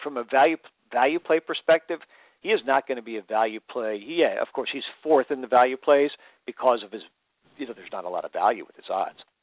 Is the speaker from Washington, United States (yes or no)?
yes; Seattle, Washington, United States; I'm from Seattle